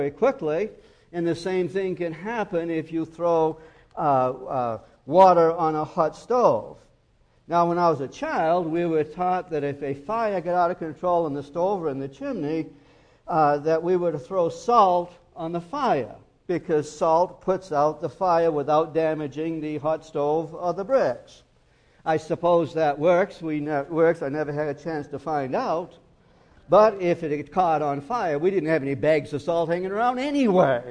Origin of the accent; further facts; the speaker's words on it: Maine, United States; When I was raised in Maine, we had a wood stove